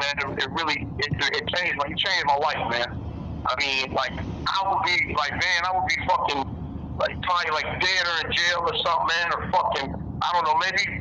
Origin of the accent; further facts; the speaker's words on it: Detroit, Michigan, United States; I'm from Detroit, Michigan